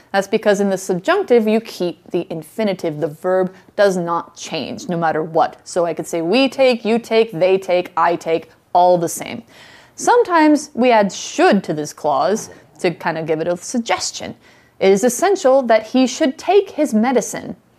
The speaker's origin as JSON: {"language": "English", "region": "Idaho", "country": "United States", "tie": "born or raised there", "said": "Idaho is my home state."}